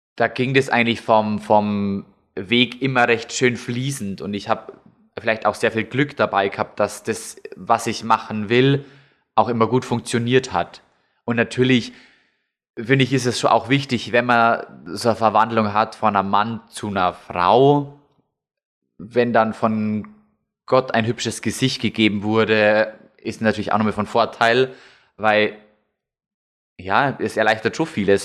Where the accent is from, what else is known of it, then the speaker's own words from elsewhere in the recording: Lower Bavaria, Germany; now in Munich, Germany; in dem Ort, wo ich aufgewachsen bin, da äh, kennen mich die Leute